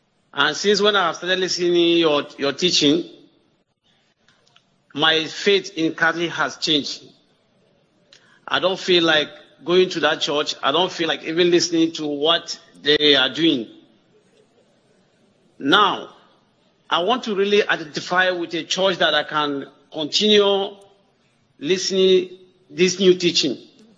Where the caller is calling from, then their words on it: Adamawa, Nigeria; I'm calling from Adamawa State.